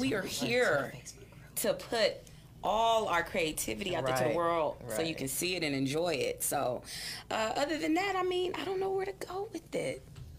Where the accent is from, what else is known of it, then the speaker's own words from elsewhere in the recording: Oklahoma, United States; now in Arizona, United States; So I'm from Oklahoma. I'm here in Arizona doing my thing.